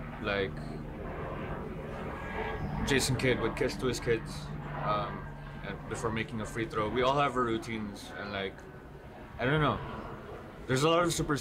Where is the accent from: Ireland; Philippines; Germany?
Philippines; So I'm trying to, like, as a Filipino with a little bit of clout, not really.